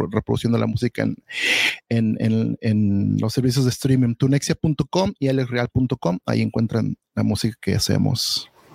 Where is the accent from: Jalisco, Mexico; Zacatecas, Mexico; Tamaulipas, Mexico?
Jalisco, Mexico; Guadalajara; now in United States; yo soy de Guadalajara